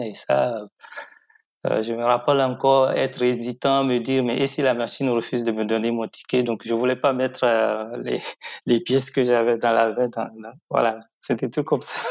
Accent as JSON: {"language": "French", "town": "Parakou", "region": "Borgou", "country": "Benin", "tie": "born or raised there", "also_born_or_lived": "Cotonou", "said": "Je suis né à Cotonou, mais j'ai grandi à Parakou, qui est la principale ville au nord du, Bénin"}